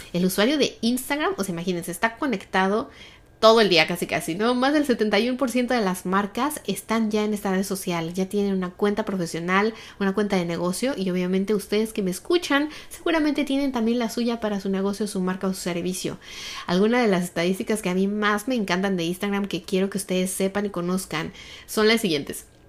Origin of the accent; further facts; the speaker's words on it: Mexico City, Mexico; yo crecí en un país, los que somos de México